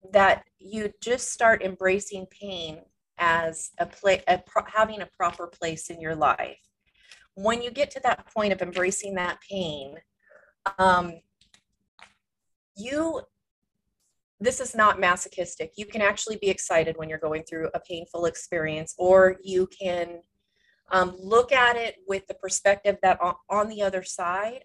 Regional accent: California, United States; moved away as an adult; also born or lived in Washington State; now in Washington, United States; I grew up in California

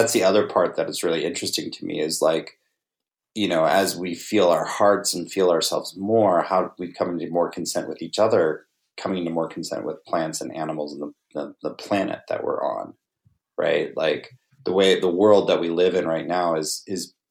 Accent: Navajo Nation, United States; I grew up on the Navajo reservation.

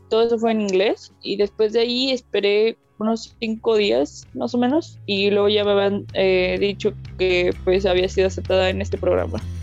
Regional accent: Tamaulipas, Mexico; yo sea de aquí de Tamaulipas

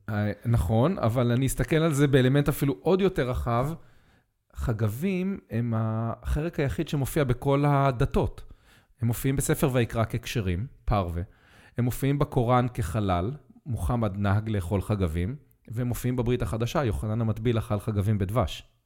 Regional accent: Israel; כשהייתי ילד בקיבוץ

